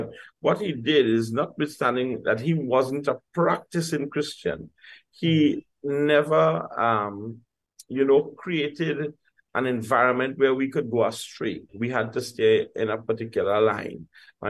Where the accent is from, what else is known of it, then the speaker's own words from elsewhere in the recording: San Fernando, Trinidad & Tobago; I grew up in Duncan Village in San Fernando, just on the outskirts of San Fernando, southern city in Trinidad and Tobago. And we grew in a community, a mixed ethnic community, mixed religious community.